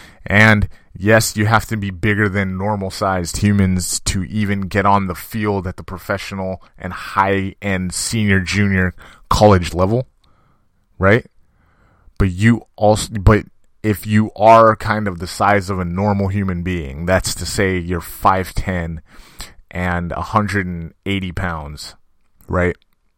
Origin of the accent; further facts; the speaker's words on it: California, United States; I was raised here in California, but my entire family, going back generations, was raised in Jamaica.